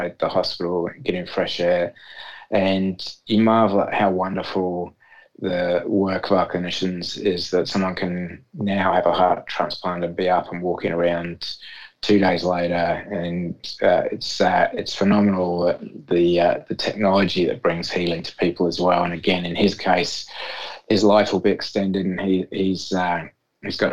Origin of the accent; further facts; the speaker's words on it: England, United Kingdom; moved away; back in my home country of England